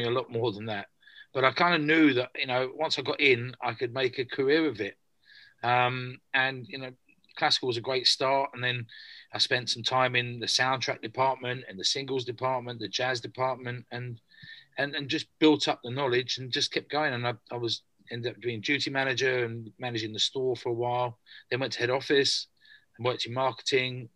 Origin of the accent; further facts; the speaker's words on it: Margate, South East England, United Kingdom; moved away as an adult; also born or lived in London; I was born in London. We moved to Margate in the 70s. So I spent most of my school life in the 70s and early 80s in Margate and Cliftonville and Broadstairs, that kind of area